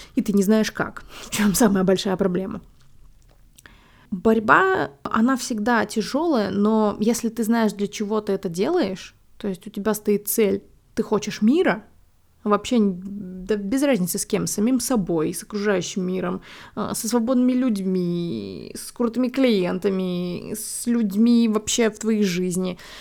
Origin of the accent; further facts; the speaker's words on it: Belarus; moved away as an adult; now in Warsaw, Poland; я там выросла, родилась, и это мой дом